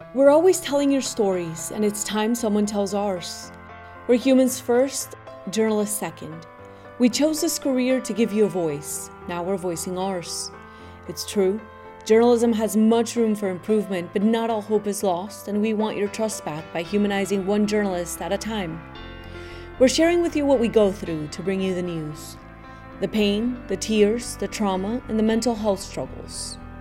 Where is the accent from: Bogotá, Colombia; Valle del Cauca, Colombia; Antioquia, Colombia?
Antioquia, Colombia; Medellin; moved away; also born or lived in California; I'm originally from Medellin.